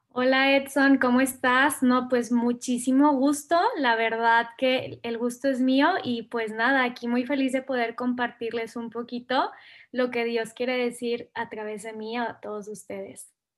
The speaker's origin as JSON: {"language": "Spanish", "town": "Monterrey", "region": "Nuevo León", "country": "Mexico", "also_born_or_lived": "Chile", "moved": "as an adult", "lives_now": "Mexico City, Mexico", "said": "soy, como bien lo dijiste, del norte del país, soy de Monterrey"}